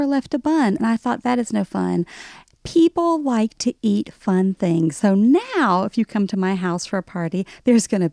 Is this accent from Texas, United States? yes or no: no; Alabama, United States; accent: Southern; moved away as an adult; now in New York, United States; me growing up in Alabama